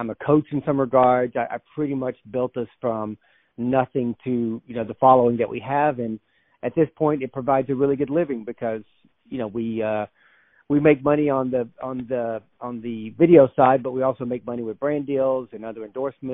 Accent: North Georgia, United States; I was born and raised in North Georgia. So I'm a Southern guy. I was raised in the North Georgia mountains

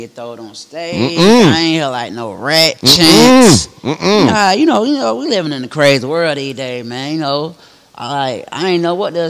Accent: Atlanta, Georgia, United States; I'm from Atlanta.

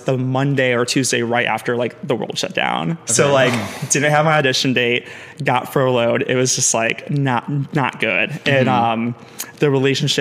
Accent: Aurora, Illinois, United States; also born or lived in Chicago; I'm from Chicago. I was born in Aurora, Illinois, an hour or so west of Chicago.

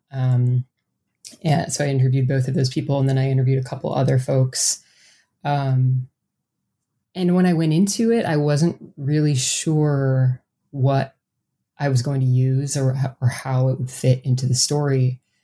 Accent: Mount Horeb, Wisconsin, United States; moved away as an adult; My hometown is a really um, kind of strange and interesting place, and that's something I didn't really appreciate, I think, when I was growing up there. Um, I was born and raised there. I lived there for 18 years

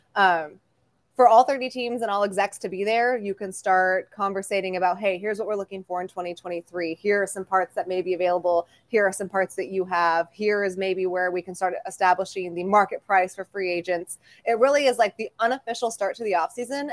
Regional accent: Bay Area, California, United States; moved away; as a child growing up in the Bay Area

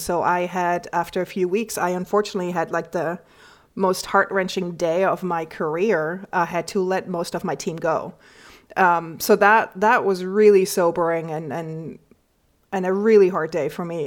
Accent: Switzerland; moved away as an adult; now in New York, United States; I grew up in the Swiss countryside and I moved to New York 20 years ago

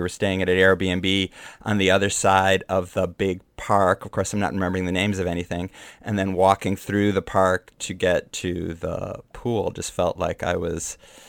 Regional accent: Lake Michigan, United States; I grew up on Lake Michigan, so I know cold water.

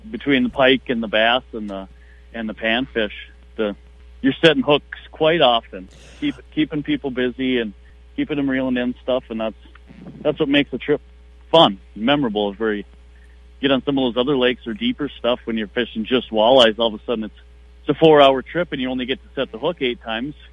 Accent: Ashby, Minnesota, United States; fished these couple lakes right next to my hometown in Ashby

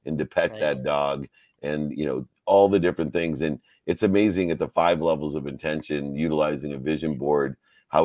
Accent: Ohio, United States; When we come from Ohio

